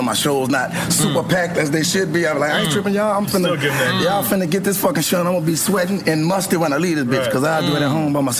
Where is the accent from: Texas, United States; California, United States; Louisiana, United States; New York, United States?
Louisiana, United States; New Orleans; New Orleans, I'm from Uptown.